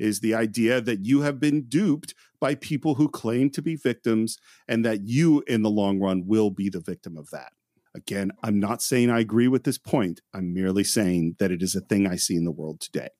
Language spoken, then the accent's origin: English; Bay Area, California, United States; growing up in the Bay Area